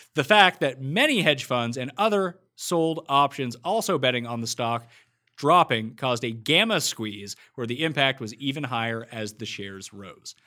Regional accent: Newfoundland and Nova Scotia, Atlantic Canada, Canada; East Coaster from the, we're all from Newfoundland and Nova Scotia.

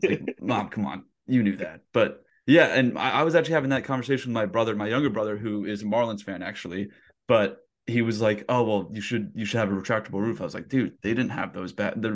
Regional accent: North Carolina, United States; I'm from North Carolina

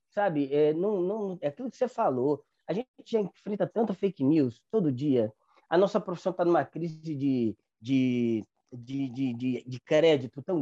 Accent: Northeast Region, Brazil; sou nordestino, já estive em São Paulo

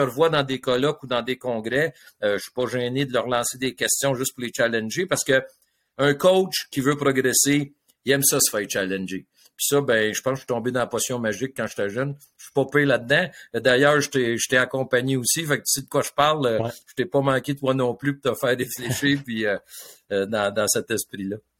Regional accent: Le Moyne, Quebec, Canada; j'étais un petit gars de ville le sur la rive sud

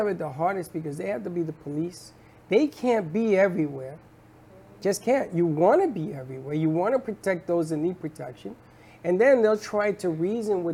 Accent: New York City, New York, United States; born or raised there; first language Spanish; English is a second language; also born or lived in Puerto Rico

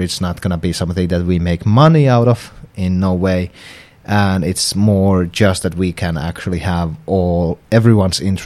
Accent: Oulu, North Ostrobothnia, Finland; now in Tampere, Finland; I'm from Oulu

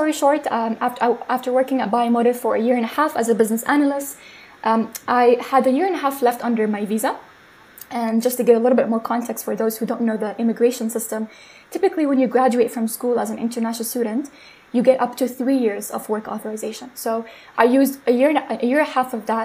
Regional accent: Jordan; moved away as an adult; also born or lived in Massachusetts; now in Cleveland, United States; I grew up in Jordan my entire life.

